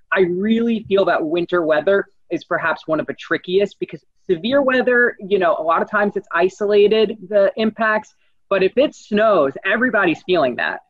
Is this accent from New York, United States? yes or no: yes; New York, United States; moved away; also born or lived in New Jersey; I'm from New York originally